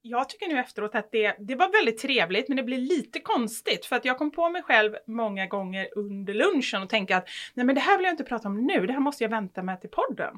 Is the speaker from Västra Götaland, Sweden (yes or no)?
yes; Gothenburg, Västra Götaland, Sweden; moved away; man inte bor i Göteborg längre